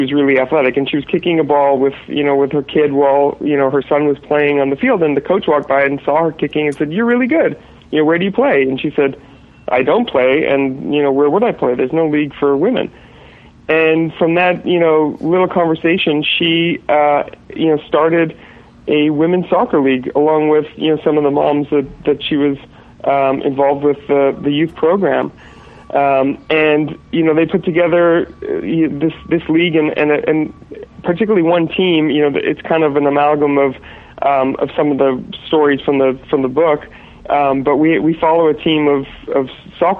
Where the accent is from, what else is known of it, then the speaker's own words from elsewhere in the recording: Montreal, Quebec, Canada; moved away as an adult; now in Los Angeles, United States; I'm Canadian. I'm from Montreal originally. I've been out in L.A. for about 13 years